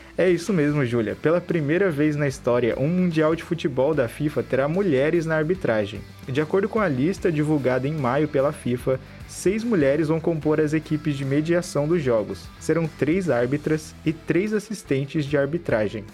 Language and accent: Portuguese; Brazil; Nós, como bons brasileiros